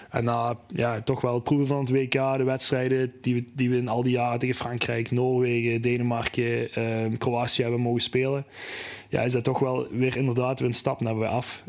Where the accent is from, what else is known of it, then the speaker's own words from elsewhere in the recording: Neerpelt, Flanders, Belgium; Ik ben zelf eh, geboren en getogen in Neerpelt